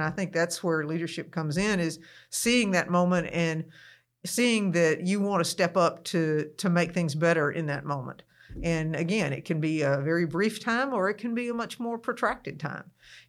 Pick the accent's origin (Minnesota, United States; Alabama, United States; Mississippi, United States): Mississippi, United States; Starkville; I grew up in Starkville. I went to Starkville Public Schools. I went to Mississippi State. I did not leave Starkville until I was 21.